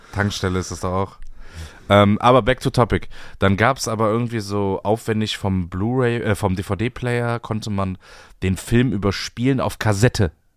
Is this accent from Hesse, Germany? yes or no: no; Bremerhaven, Bremen, Germany; ich komme aus Bremerhaven